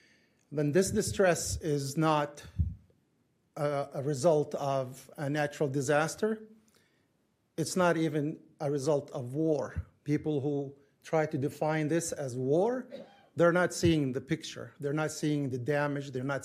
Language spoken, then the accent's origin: English; Gaza, Gaza Strip, Palestine; moved away as an adult; now in Blaine, United States; I was born in Gaza, lived there for almost 30 years before coming to the United States. That's 25 years ago.